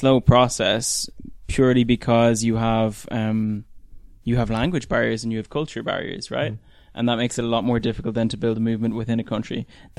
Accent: Ireland; now in Berlin, Germany; me being Irish, living in Berlin

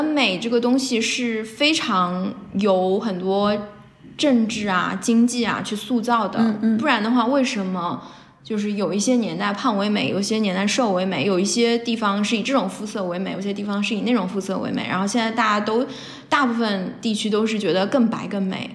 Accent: China; now in United States; 我作为一个华人编剧或者中国编剧在美国

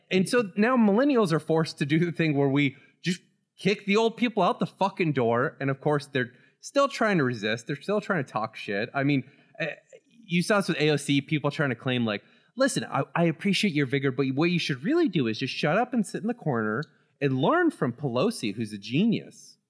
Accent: Florida, United States; Growing up in Florida

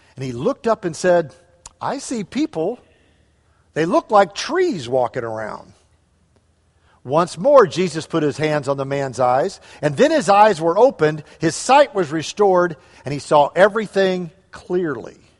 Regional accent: St. Louis, Missouri, United States; moved away; we grew up in Saint Louis area

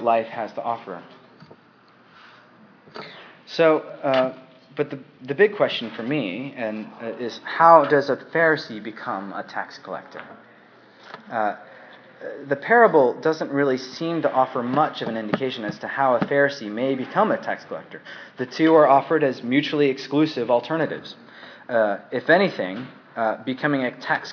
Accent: United States; moved away as an adult; now in England, United Kingdom; I'm living in England right now. I'm an American.

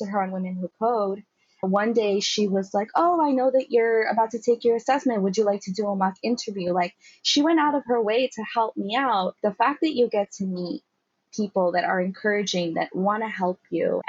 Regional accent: New York, United States; I'm from New York

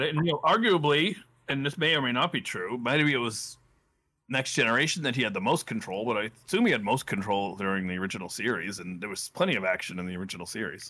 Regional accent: Saugus, Massachusetts, United States; I am from Saugus, Massachusetts

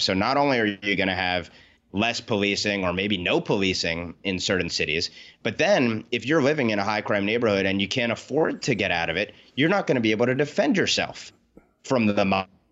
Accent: New York area, United States; I grew up in the New York area. I've lived in New York for over a decade since being in college

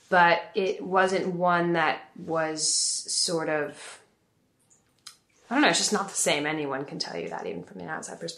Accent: Paris, Île-de-France, France; also born or lived in Italy / England; So I grew up between Italy, England, and uh, France, Paris mostly is where like I did high school and my primary school in Paris, and I was born in Italy and did middle school in Italy, and then when I was young, I lived in England for three years.

